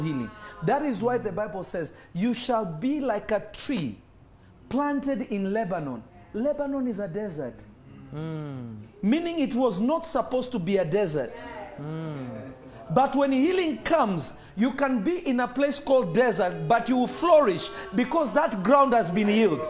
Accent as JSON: {"language": "English", "region": "Nairobi", "country": "Kenya", "tie": "born or raised there", "moved": "yes", "lives_now": "United States", "said": "I remember when I was growing up in Nairobi, Kenya. I'm not Kenyan, but I grew up in Kenya."}